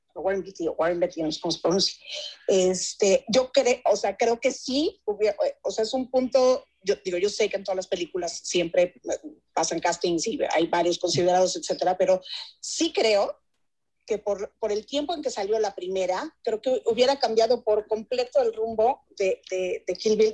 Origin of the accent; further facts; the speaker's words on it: Ciudad Juárez, Chihuahua, Mexico; yo también soy de Ciudad Juárez